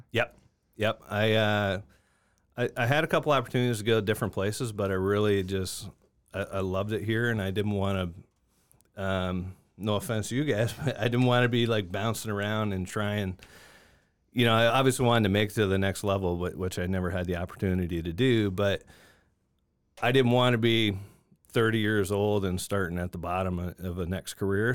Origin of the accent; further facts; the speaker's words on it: Niagara Falls, Ontario, Canada; moved away as an adult; now in Augusta, United States; I grew up in Niagara Falls, Ontario